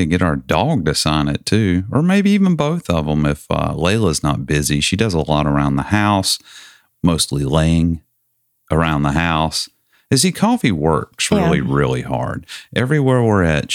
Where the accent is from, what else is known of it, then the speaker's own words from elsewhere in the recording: the South, United States; I don't think anyone listening to me talk would mistake me for somebody who is not from the South